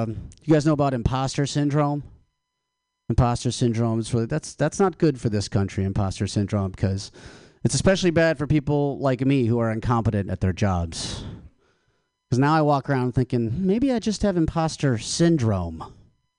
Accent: Michigan, United States; now in California, United States; I'm from Michigan. I went home to Michigan for the holidays.

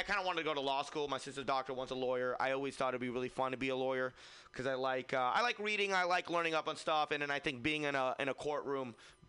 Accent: Fremont, California, United States; I'm from Fremont, so there's like 40 of my friends.

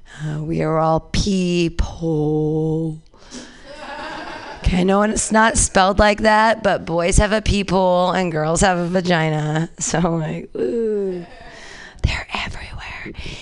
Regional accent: United States; I'm sad today. I'm an American.

